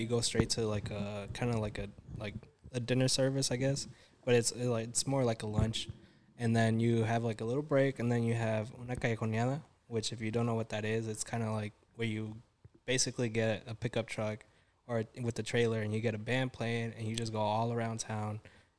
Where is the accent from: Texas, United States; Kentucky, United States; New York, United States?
Texas, United States; Dallas; I'm from Dallas